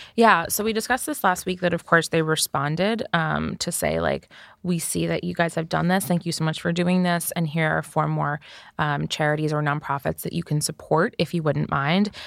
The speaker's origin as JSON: {"language": "English", "country": "United States", "said": "as Americans"}